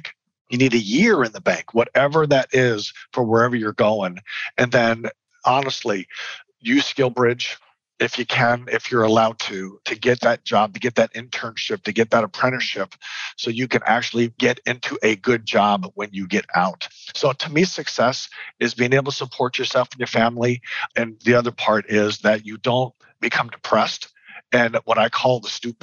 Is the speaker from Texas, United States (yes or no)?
yes; San Antonio, Texas, United States; also born or lived in Lufkin, Texas; I grew up in San Antonio, but my parents saw fit to move us to a little teeny tiny dry county called Lufkin, Texas